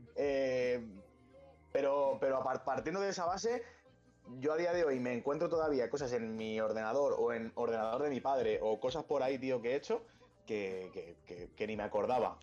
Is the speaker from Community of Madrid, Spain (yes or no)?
yes; Pinto, Community of Madrid, Spain; Yo soy de Pinto